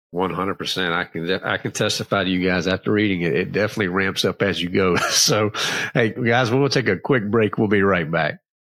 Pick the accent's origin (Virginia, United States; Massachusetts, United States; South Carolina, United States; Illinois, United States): Virginia, United States; Clarksville; now in North Carolina, United States; So it was a little town called Clarksville, but it was close to Danville